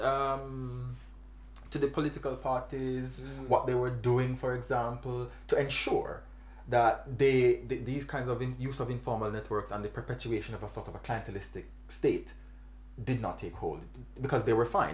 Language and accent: English; Jamaica; I'm from Jamaica